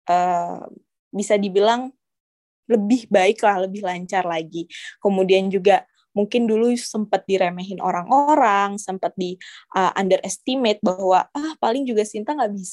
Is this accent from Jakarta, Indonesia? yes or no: no; Balikpapan, East Kalimantan, Indonesia; aku kan asalnya dari Balikpapan ada beasiswa daerah beasiswa Kaltim Cemerlang namanya